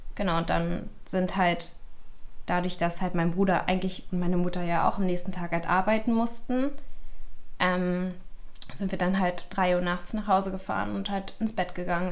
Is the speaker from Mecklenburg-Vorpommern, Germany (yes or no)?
no; Berlin, Germany; ich komme aus Berlin